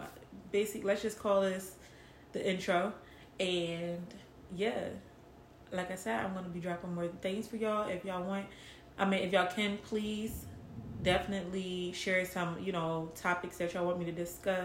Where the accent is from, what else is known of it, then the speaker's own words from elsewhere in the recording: Philadelphia, Pennsylvania, United States; moved away as an adult; now in Atlanta, United States; I am from West Philadelphia, born and raised